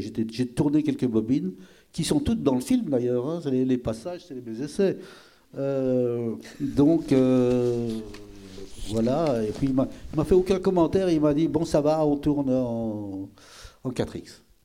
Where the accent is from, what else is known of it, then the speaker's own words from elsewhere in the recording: Belgium; je suis belge